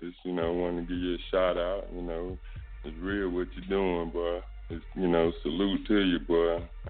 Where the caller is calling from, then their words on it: Charlotte, North Carolina, United States; In Charlotte, North Carolina.